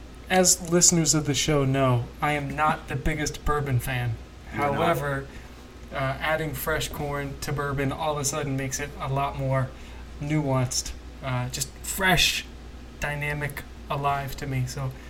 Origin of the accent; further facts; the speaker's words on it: Roswell, Georgia, United States; So I grew up in Roswell, Georgia